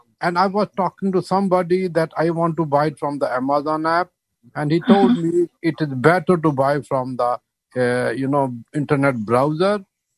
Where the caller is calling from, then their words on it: Boston, Massachusetts, United States; I'm from Boston.